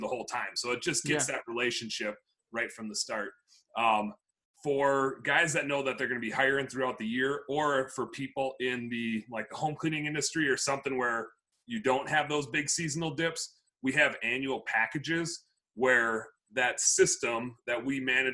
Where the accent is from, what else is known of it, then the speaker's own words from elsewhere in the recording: Wisconsin, United States; now in Minneapolis, United States; I'm from Wisconsin